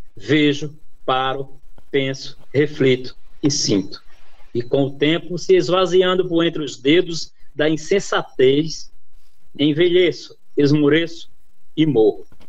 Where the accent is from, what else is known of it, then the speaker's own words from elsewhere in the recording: Northeast Region, Brazil; moved away; also born or lived in São Bernardo do Campo, Brazil; já estava quase tudo certo para mim voltar para o Nordeste, né, para minha terra natal